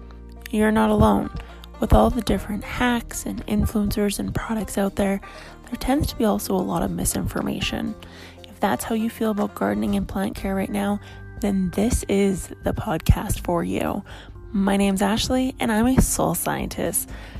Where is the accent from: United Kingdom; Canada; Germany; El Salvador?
Canada; I am Canadian